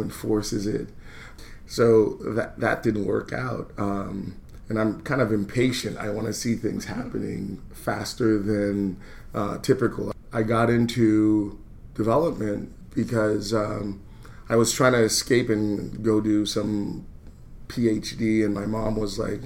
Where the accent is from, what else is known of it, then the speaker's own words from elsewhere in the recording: New York, United States; also born or lived in Philadelphia; now in Baltimore, United States; I grew up in New York